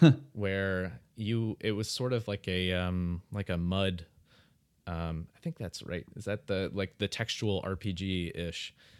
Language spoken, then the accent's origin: English; Dayton, Ohio, United States; also born or lived in St. Louis, Missouri; I grew up, well, I was born in St. Louis, Missouri, but when I was real young, I moved to Dayton, Ohio. And I spent the first, like, really the first kind of like 20 years of my life, 20, 25 years of my life in Dayton, Ohio.